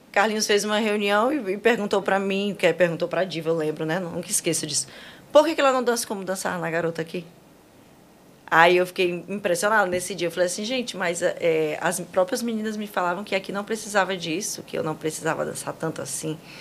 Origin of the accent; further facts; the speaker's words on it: Roraima, Brazil; moved away as an adult; also born or lived in Manaus; now in Fortaleza, Brazil; eu sou de Roraima